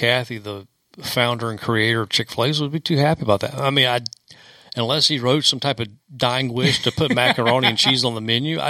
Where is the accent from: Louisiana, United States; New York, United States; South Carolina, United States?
South Carolina, United States; Anderson; Anderson, South Carolina, my hometown